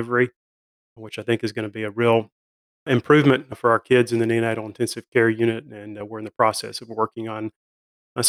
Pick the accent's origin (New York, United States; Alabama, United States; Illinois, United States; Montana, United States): Alabama, United States; North; moved away as an adult; also born or lived in Nashville, Tennessee / Chattanooga, Tennessee; now in Jackson, United States; I grew up in North Alabama, moved to Nashville